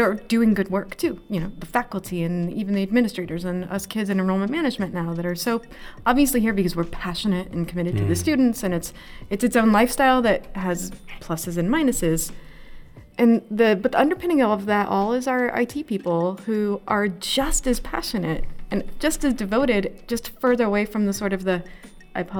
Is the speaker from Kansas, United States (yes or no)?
yes; Kansas, United States; moved away; also born or lived in Massachusetts; I'm from Kansas